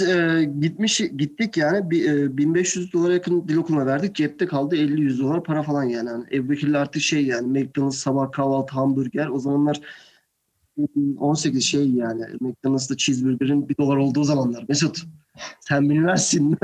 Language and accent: Turkish; Turkey; moved away as an adult; also born or lived in Buffalo, United States / New York, United States; Aslen ben Türk'üm